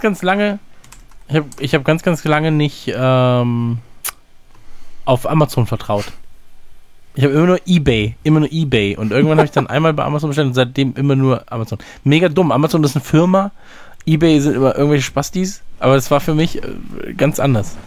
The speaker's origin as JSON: {"language": "German", "region": "North Rhine-Westphalia", "country": "Germany", "said": "So sagt man bei uns in Nordrhein-Westfalen"}